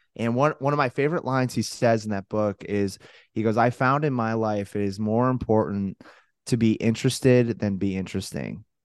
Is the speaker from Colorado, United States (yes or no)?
yes; Colorado Springs, Colorado, United States; moved away as an adult; also born or lived in Taylor University, Indiana / Buffalo, New York; born and raised Colorado Springs